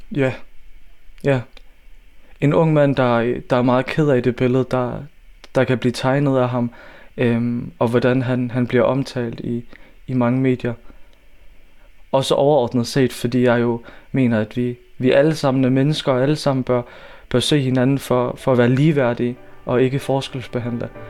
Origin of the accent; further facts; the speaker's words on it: Odense, Southern Denmark, Denmark; Jeg er født og opvokset i Volsmose.